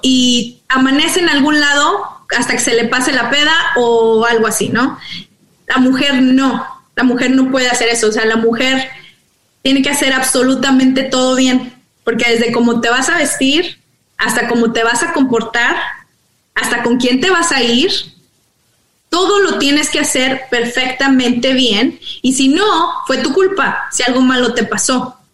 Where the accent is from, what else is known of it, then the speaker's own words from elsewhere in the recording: Monclova, Coahuila, Mexico; now in United States; Yo soy originaria de Monclova, Coahuila entonces, creciendo allá en los noventas